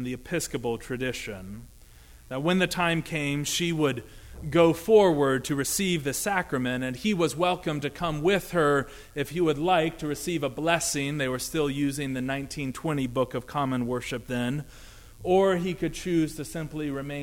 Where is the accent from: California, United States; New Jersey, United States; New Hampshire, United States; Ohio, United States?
Ohio, United States; Dayton; my hometown of Dayton, Ohio